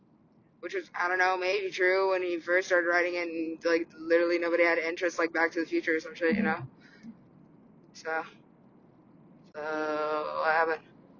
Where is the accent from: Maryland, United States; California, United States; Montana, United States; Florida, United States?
California, United States; Kind of, because I'm a Californian.